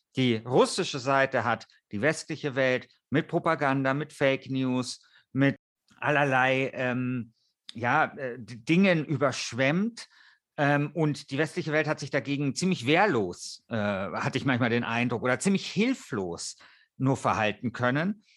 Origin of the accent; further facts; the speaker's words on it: Germany; bei uns in Deutschland